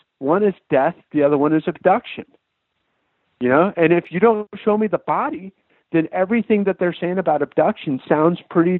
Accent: United States; particularly as an American

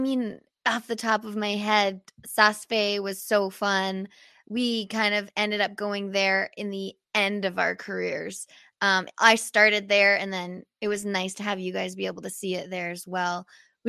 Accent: Canada; being a Canadian athlete isn't always the easiest.

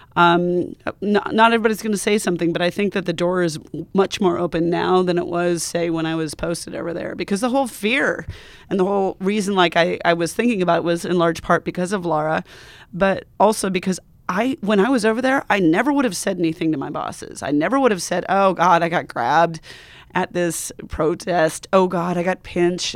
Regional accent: United States; also born or lived in Montana / Wyoming; I'm from Montana and Wyoming

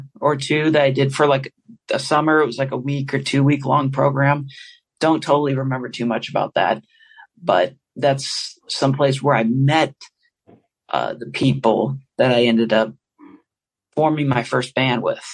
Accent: St. Louis, Missouri, United States; I grew up in St. Louis, Missouri

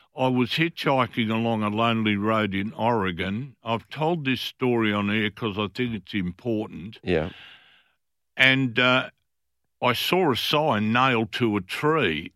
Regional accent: Fremantle, Western Australia, Australia; I was from Fremantle. Fremantle

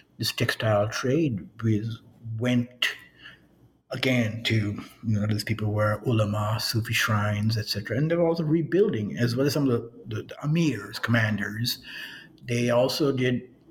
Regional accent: New York, United States; moved away; also born or lived in Miami; I grew up in New York

